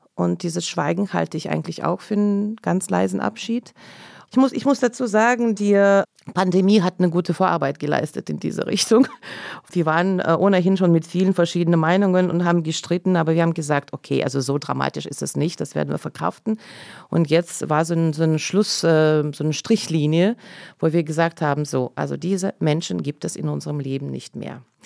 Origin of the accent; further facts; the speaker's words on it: Saint Petersburg, Russia; first language Russian; German is a second language; now in Germany; Ich komme aus der Stadt Leningrad. Damals hieß es noch Leningrad und damals war es noch Sowjetunion.